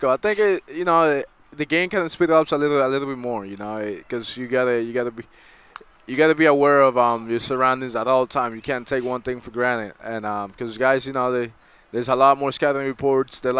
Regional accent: Brooklyn, New York, United States; from Brooklyn, New York.

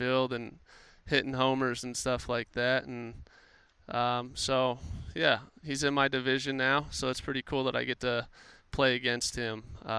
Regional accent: Anaheim, California, United States; moved away as an adult; now in Cincinnati, United States; I grew up in Anaheim

